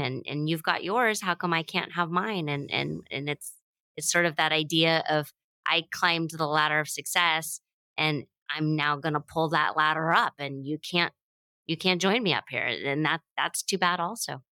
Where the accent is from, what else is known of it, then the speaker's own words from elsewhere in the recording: United States; we have always had this bit of a anti-colonialism pioneer drive to being American